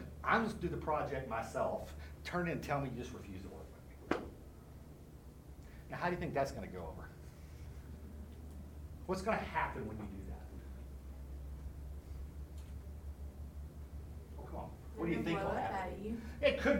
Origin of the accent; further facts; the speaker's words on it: Texas, United States; now in Tennessee, United States; I'm from Texas, we're not that bright